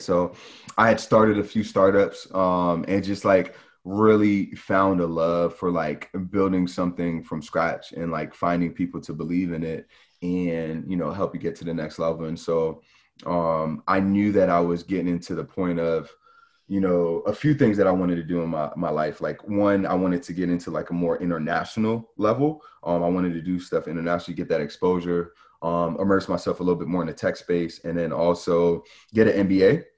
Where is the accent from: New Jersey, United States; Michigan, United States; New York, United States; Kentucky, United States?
New York, United States; growing up in New York, you just get exposed to, you know, just, just so much